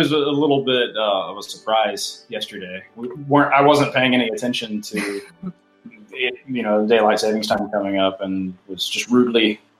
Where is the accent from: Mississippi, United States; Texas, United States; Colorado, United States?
Mississippi, United States; now in Austin, United States; I'm from Mississippi originally